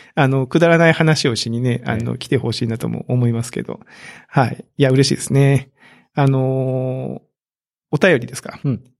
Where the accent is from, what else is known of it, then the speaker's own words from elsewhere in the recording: Kagoshima, Japan; 鹿児島出身